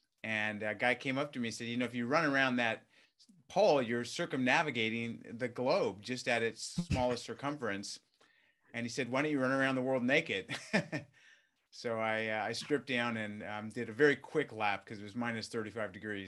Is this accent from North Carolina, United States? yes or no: no; California, United States; Yeah, I mean, I grew up in Southern California, you know, in a working class family